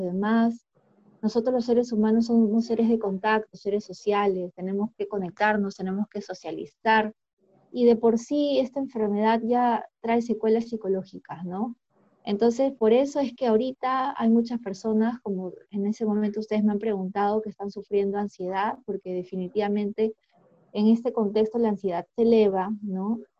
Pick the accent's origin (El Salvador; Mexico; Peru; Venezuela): Peru; nosotros como peruanos